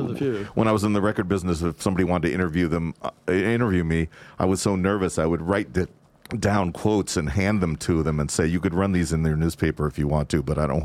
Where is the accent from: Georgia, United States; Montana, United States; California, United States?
California, United States; Growing up in Southern California, it just seemed like any time you wanted to plan anything, it was going to happen because you never had to stop because it was raining or anything like that.